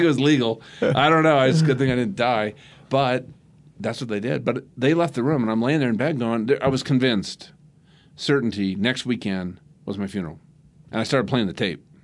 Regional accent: Minnesota, United States; now in Denver, United States; I'm from Minnesota

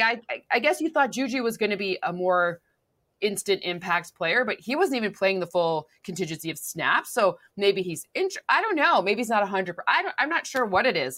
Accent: Michigan, United States; also born or lived in New York; now in Southern California, United States; I'm from Michigan

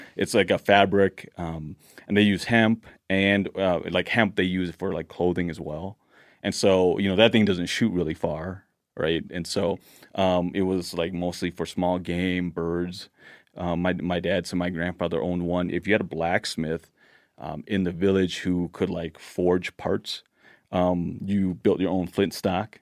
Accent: Laos; now in Blaine, United States; I was born in Laos

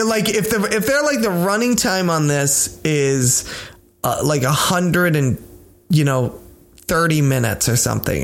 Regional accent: United States; I'm American.

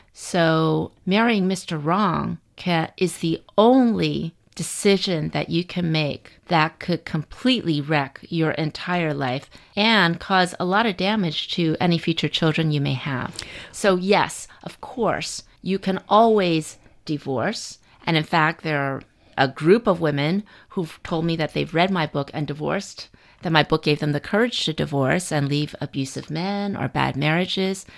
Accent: United States; I'm a Chinese American. I'd lived in the United States my whole life

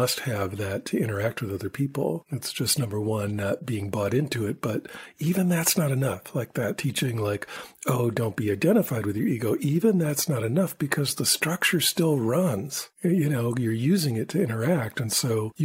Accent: Michigan, United States; moved away; I am from Michigan, and back when I lived there, especially, you know, this is like when I was a little kid

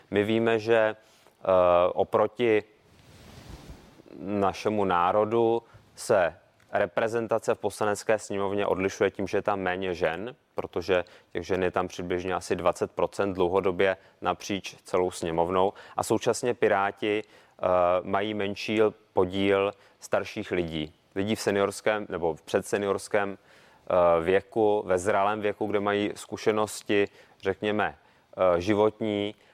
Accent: Prague, Czechia; já jsem z Prahy, takže Olga Richterová je i mojí lídriní

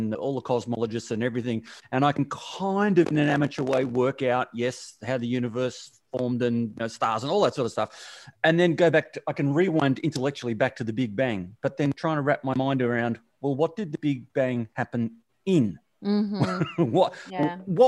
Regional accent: Australia; my teen years as a Aussie male coming into adulthood

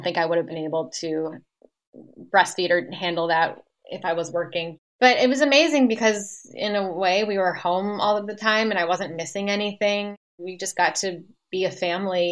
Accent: Ohio, United States; moved away; I grew up in Ohio

